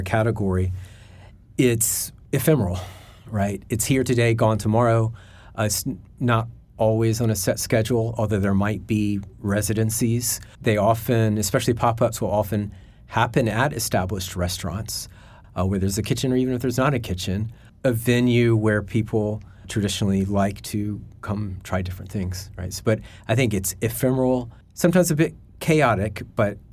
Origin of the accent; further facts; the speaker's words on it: Alabama, United States; moved away as an adult; also born or lived in Asia; I was 25 years in Asia after growing up in Alabama